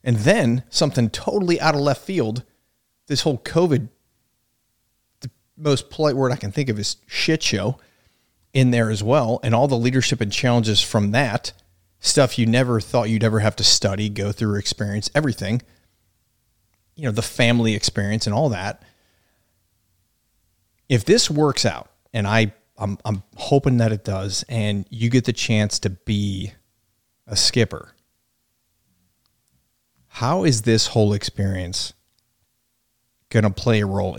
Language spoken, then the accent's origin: English; Yuma, Arizona, United States; We are from Yuma, Arizona.